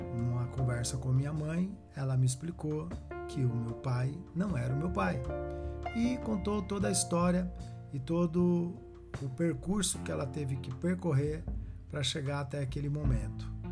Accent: Carapicuíba, São Paulo, Brazil; also born or lived in Novo Osasco, Osasco, São Paulo; Quando mudamos de Novo Osasco para Carapicuíba, entre 79 e 1980, a nossa primeira casa

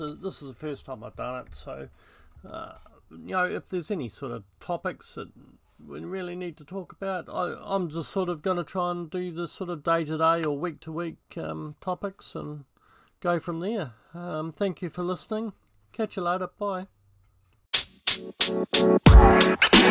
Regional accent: New Zealand; I grew up in New Zealand

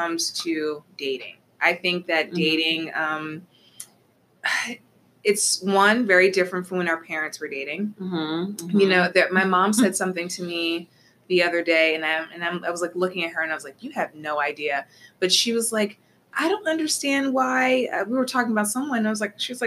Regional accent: Atlantic City, New Jersey, United States; moved away as an adult; now in Philadelphia, United States; I'm originally from South Jersey. So originally from Atlantic City

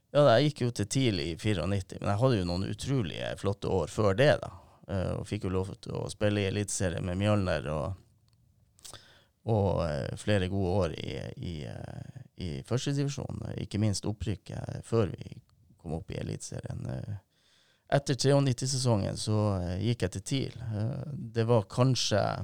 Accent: Narvik, Nordland, Norway; vokste jeg opp i Vassvik

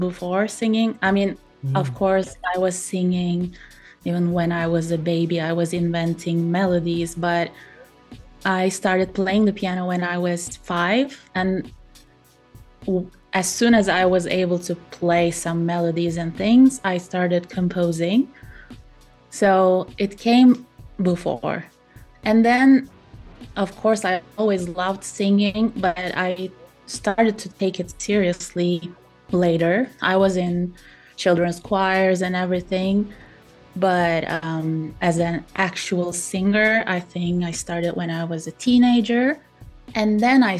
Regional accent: Turkey; now in Italy; I'm based in Italy, but I was born in Turkey.

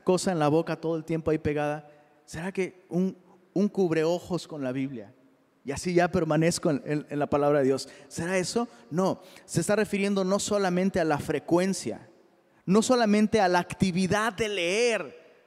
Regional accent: Mexico; soy mexicano

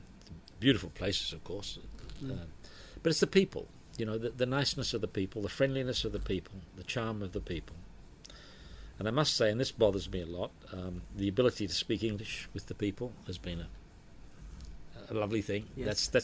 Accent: Australia; moved away as an adult; now in Philippines; I grew up in Australia. I was Australian. My early life was there, of course.

